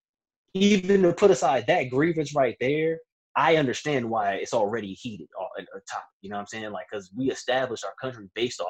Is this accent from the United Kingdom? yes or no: no; Virginia, United States; I'm from Virginia